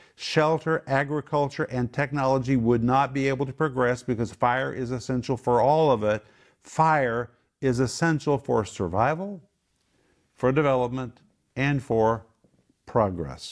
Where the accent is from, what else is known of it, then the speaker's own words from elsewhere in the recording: Oklahoma, United States; moved away as an adult; now in Moscow, Russia; We grew up in Oklahoma where we were surrounded by wind, storms, tornadoes